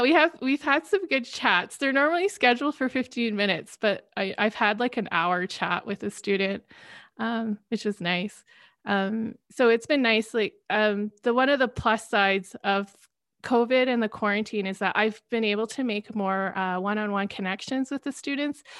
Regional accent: Canada; working abroad as a Canadian

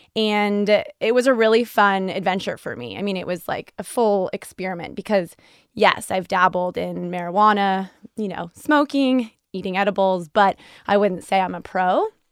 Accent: California, United States; now in Boston, United States; I grew up in California, so you know, I feel like us Californians have always been in tune with this

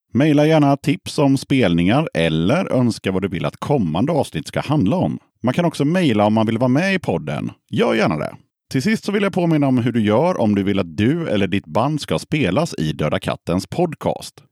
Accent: Hönö, Västra Götaland, Sweden

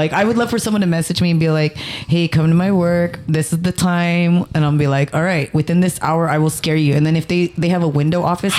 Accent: United States; born or raised there

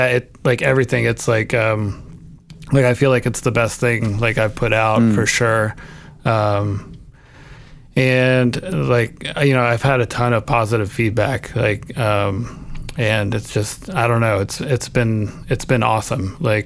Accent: Oklahoma, United States; now in Wisconsin, United States; because I'm originally from Oklahoma, and I often joke that after the 2004 election, I drove north and almost made it to Canada, but just ended up in Wisconsin.

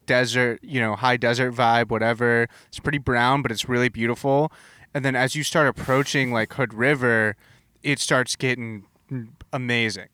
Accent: Southern California, United States; also born or lived in Boston; now in Portland, United States; I grew up in Southern California

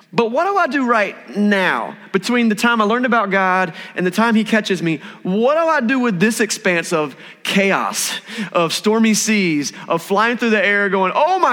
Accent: Eastern North Carolina, United States; I grew up in Eastern North Carolina.

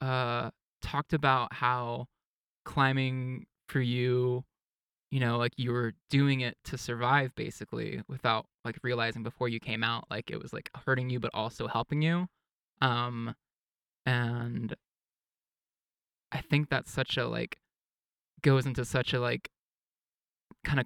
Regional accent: East Texas, United States; I grew up in East Texas where it was very conservative and religious and everything

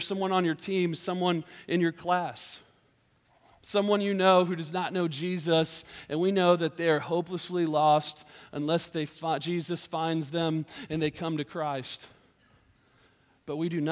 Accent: Georgia, United States; moved away; I grew up in Georgia, which is another state that's very warm in the summertime

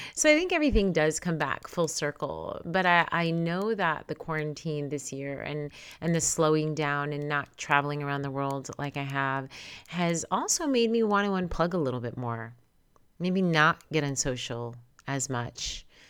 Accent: New York, United States; now in California, United States; Born and raised in New York, I do live and reside in California

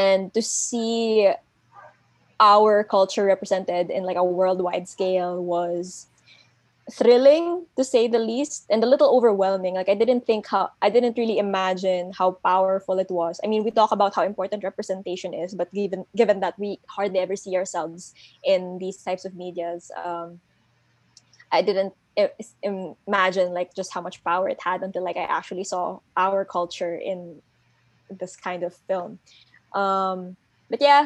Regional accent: Pampanga, Central Luzon, Philippines; Cholo and I come from Pampanga, where it's like the parol capital of the Philippines

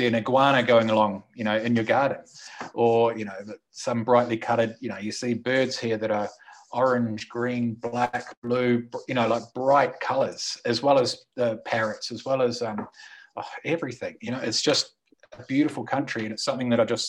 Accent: New Zealand; moved away as an adult; also born or lived in Australia; now in Colombia; I'm from New Zealand, lived in Australia for 16, 17 odd years, came to Colombia

